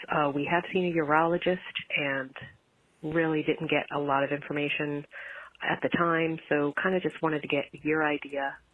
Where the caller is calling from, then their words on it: Pennsylvania, United States; I'm calling from Pennsylvania.